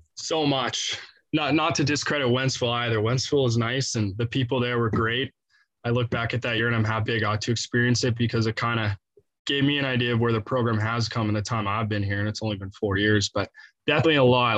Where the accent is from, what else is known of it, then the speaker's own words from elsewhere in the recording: Canada; now in St. Louis, United States; being Canadian